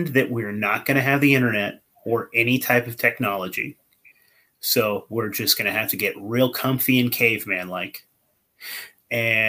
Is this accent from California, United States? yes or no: yes; California, United States; moved away as an adult; also born or lived in Hillsboro, Oregon; now in Oregon, United States; I grew up in California. I was born in California